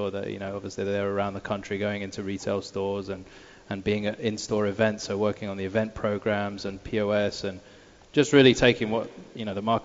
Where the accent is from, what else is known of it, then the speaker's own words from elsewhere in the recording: Radlett, East of England, United Kingdom; moved away as an adult; now in United States; 20 minutes outside. It's a city called Radlett. It's a little village, and it's a county called Hertfordshire